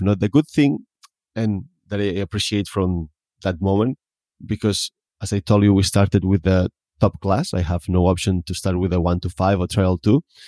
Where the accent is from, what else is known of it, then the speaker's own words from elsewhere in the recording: Tarragona, Catalonia, Spain; I come from Tarragona. That means it's a city, not in a small village